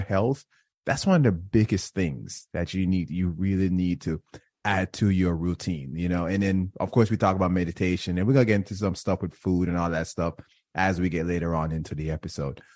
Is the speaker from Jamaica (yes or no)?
yes; Jamaica; now in Florida, United States; I grew up in Jamaica